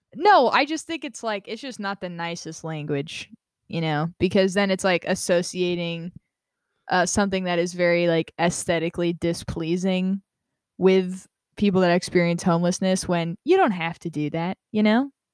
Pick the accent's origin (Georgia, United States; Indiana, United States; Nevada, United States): Nevada, United States; Las Vegas; I grew up in Las Vegas